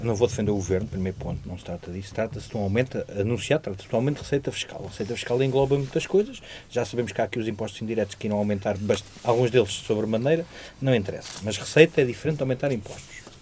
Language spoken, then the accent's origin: Portuguese; Portugal; como portugueses